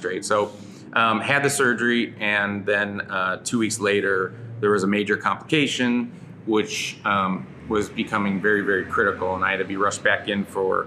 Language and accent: English; Cleveland, Ohio, United States; also born or lived in Chicago; now in Southern California, United States; I grew up in Cleveland, Ohio